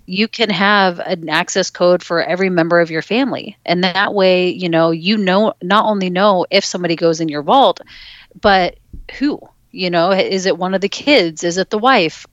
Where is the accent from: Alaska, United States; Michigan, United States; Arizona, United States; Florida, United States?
Alaska, United States; I grew up in Alaska